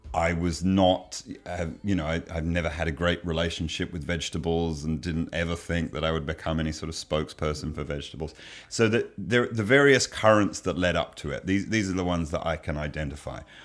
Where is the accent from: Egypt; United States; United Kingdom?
United Kingdom; England; moved away; I grew up in England